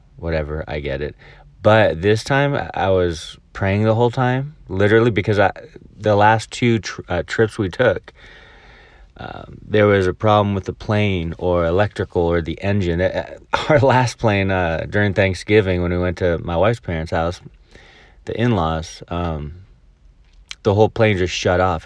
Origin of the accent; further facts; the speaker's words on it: El Dorado Hills, California, United States; now in Mobile, Alabama, United States; where I grew up in El Dorado Hills